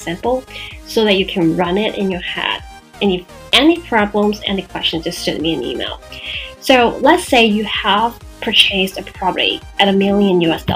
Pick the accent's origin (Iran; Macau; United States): Macau; in Macau, for my hometown